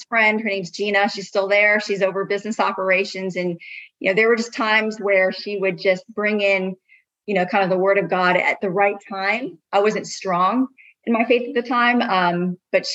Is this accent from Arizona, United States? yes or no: yes; Phoenix, Arizona, United States; also born or lived in San Diego, California / Tucson, Arizona / Georgia; I was born and raised here in Phoenix